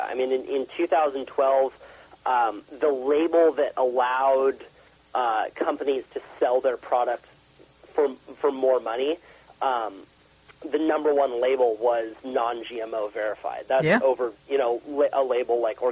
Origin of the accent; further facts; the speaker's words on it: Santa Cruz, California, United States; I live in Santa Cruz, which is a really beautiful place